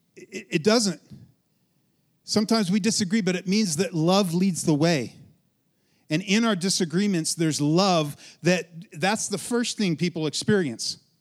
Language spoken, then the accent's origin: English; Western Colorado, United States; I'm from Western Colorado, grew up, born, raised, right? In Western Colorado